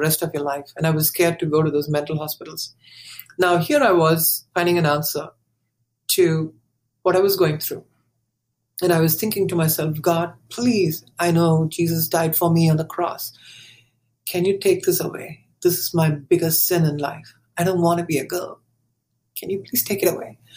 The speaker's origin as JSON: {"language": "English", "country": "India", "tie": "born or raised there", "moved": "as an adult", "lives_now": "Thousand Oaks, United States", "said": "we were born and brought up in India"}